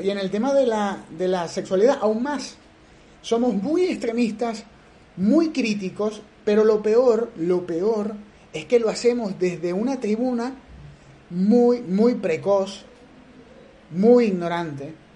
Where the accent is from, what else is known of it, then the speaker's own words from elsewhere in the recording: Venezuela; como venezolanos que somos, dignos, orgullosos de eso, de llevar ese gentilicio